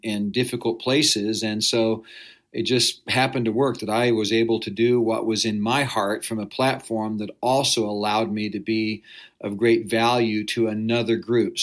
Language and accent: English; Wichita, Kansas, United States; I grew up in Wichita, Kansas